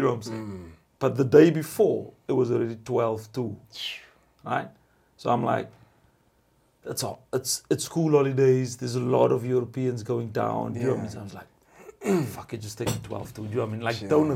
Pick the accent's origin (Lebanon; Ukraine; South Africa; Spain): South Africa; moved away as an adult; now in Sweden; I'm from Mzansi